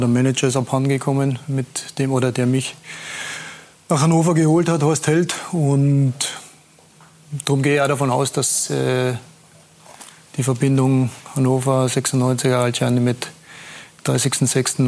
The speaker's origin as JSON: {"language": "German", "region": "Tyrol", "country": "Austria", "said": "als Österreicher"}